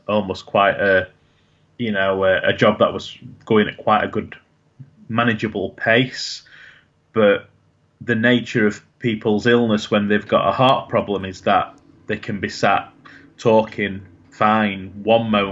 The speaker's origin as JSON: {"language": "English", "town": "Sheffield", "region": "Yorkshire and the Humber", "country": "United Kingdom", "said": "I'm from Sheffield, which is one of the biggest cities, and I worked in the biggest hospital in that city"}